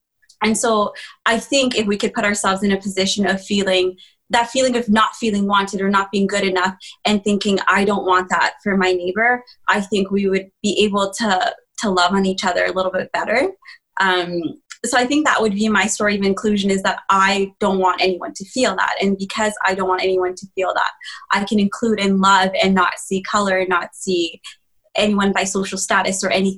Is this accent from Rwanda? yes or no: yes; Rwanda; born there; So I was born in Rwanda, and I think a lot of people do know about the genocide.